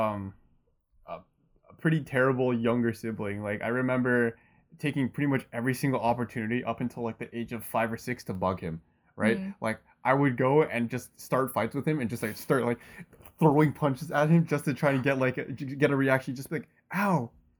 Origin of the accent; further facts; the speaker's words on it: Canada; I was born and raised in Canada. Right. So I grew up in the suburbs